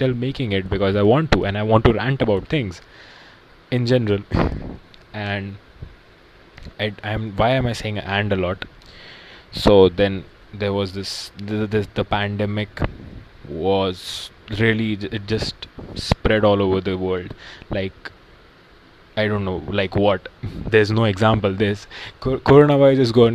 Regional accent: India; now in United States; I'm an Indian

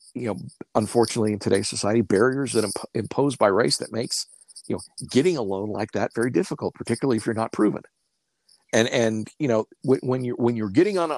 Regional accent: Stillwater, Oklahoma, United States; moved away as an adult; now in Colorado Springs, United States; Ponca City, Oklahoma, just north of my hometown

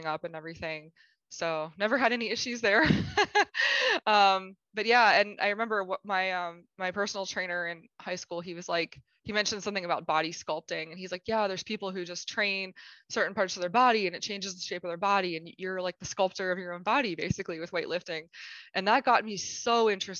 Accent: Pittsburgh, Pennsylvania, United States; moved away as an adult; now in St. Louis, United States; I'm from Pittsburgh, Pennsylvania in the United States. And I actually now live in St. Louis, Missouri. Moved out here in 2007 to go to college

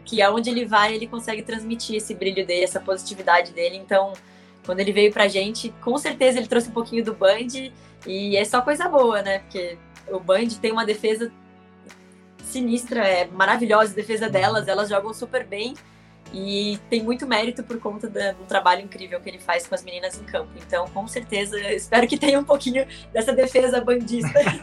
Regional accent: Brazil; como brasileiras

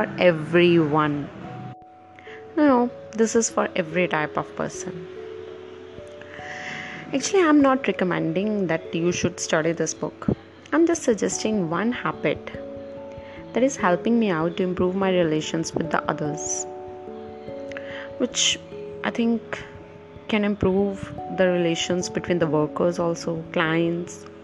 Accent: India; from India

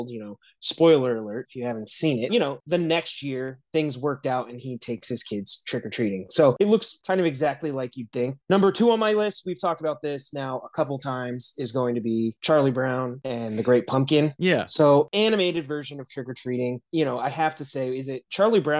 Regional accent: Midwest, United States; now in Los Angeles, United States; growing up in the Midwest, it really was like a neighborhood thing.

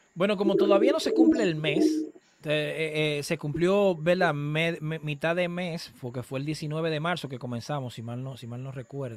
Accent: Dominican Republic; en el sector donde, donde yo nací y me, y me crié, ahí todavía está el colegio de mi mamá

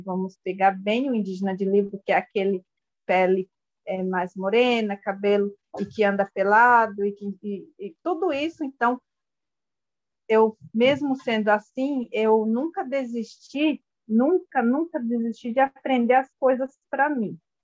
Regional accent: Brazil; first language Guarani (Mbyá); Portuguese is a second language; eu cresci junto na aldeia

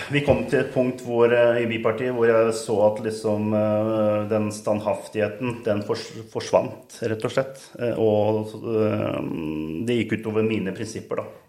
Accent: Siljan, Telemark, Norway; also born or lived in Skien; Barndommen var i Siljan

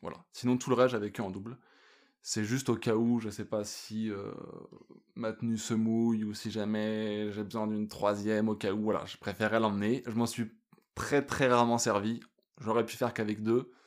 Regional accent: France; moved away as an adult; also born or lived in Australia; now in Yukon, Canada; je suis un Français expatrié au Yukon

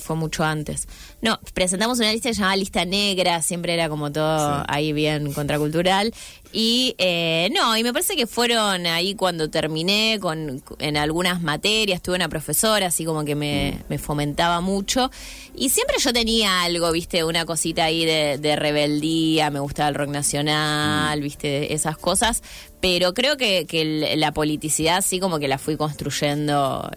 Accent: Santa Fe, Argentina; moved away as an adult; now in Rosario, Argentina; Nunca dejo de, ser un poco santafesina, porque, bueno, viví muchos años ahí.

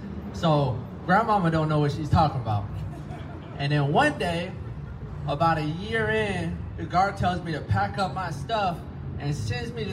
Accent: Florida, United States; now in California, United States; I'm from Florida, and I'm living in California

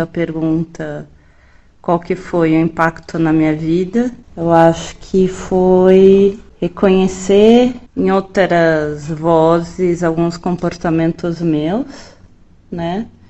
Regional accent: São Paulo, Brazil; eu sou de São Paulo. São Paulo, São Paulo.

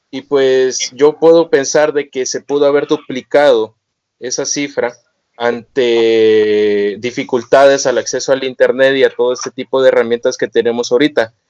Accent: Tabasco, Mexico; Soy residente de Tabasco

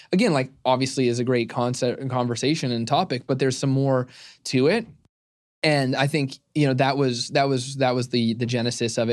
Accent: Arizona, United States; I'm born and raised in Arizona

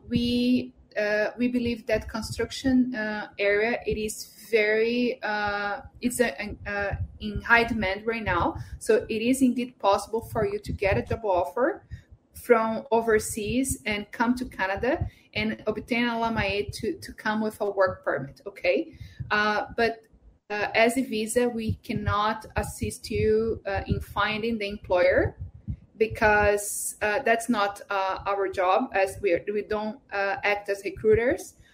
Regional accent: India; Portuguese is a second language; now in Japan; eu sou da Índia e minha esposa é brasileira nós moramos no Japão.

